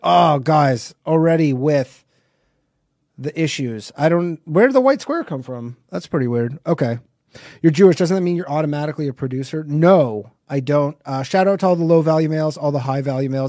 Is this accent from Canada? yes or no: yes; Canada; I'm not from America. I'm from Canada